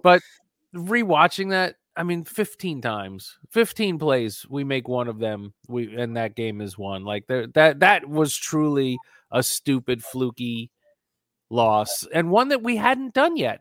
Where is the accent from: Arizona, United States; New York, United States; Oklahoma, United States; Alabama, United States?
New York, United States; I grew up in New York, and I'm old